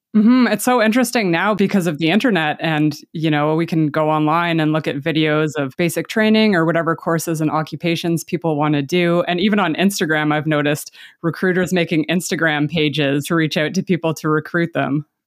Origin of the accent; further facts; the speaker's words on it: Canada; I'm Canadian